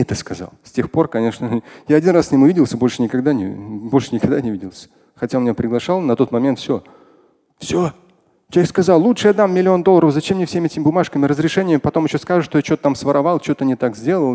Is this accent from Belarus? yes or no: no; Moscow, Russia